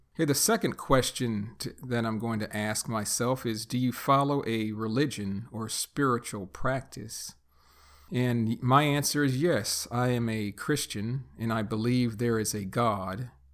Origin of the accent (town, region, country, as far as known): United States; born or raised there; first language English; also born or lived in Texas